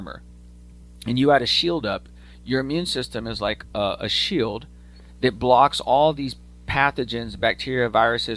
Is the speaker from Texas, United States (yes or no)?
yes; Austin, Texas, United States; I grew up in Austin